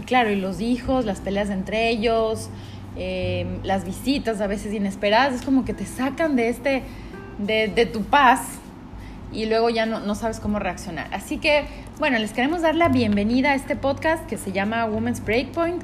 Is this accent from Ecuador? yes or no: yes; Quito, Pichincha, Ecuador; now in Guayaquil, Ecuador; nosotros estamos en Guayaquil, pero eh, bueno, yo soy de Quito